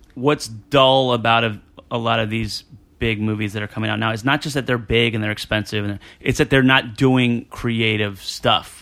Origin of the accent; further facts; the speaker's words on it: New Jersey, United States; I'm from Jersey